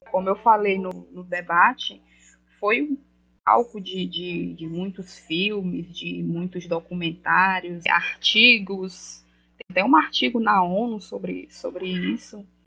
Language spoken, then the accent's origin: Portuguese; Northeast Region, Brazil; Nordestino é sangue bom. Nós acolhemos todo mundo